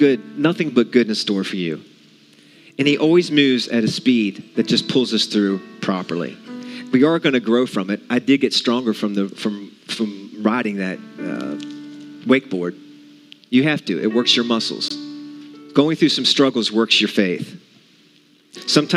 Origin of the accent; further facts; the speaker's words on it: West Virginia, United States; I'm from West Virginia